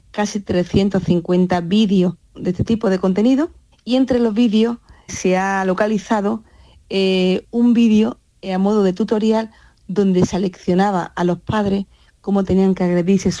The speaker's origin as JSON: {"language": "Spanish", "town": "Las Navas de la Concepción", "region": "Andalusia", "country": "Spain", "tie": "born or raised there", "said": "Va dedicada a mi pueblo, en la Sierra Norte de Sevilla."}